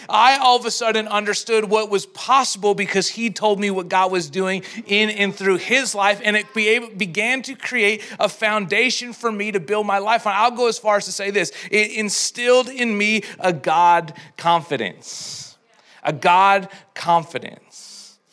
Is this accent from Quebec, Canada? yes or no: no; Edmonton, Alberta, Canada; I'm from Edmonton